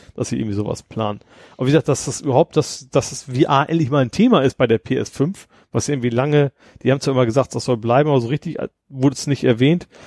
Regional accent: Lohne, Lower Saxony, Germany; bei uns in unserem Dörfchen in Lohne

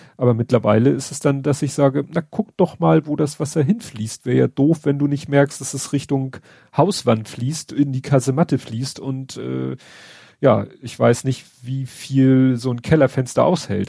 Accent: Hamburg, Germany; als Hamburger

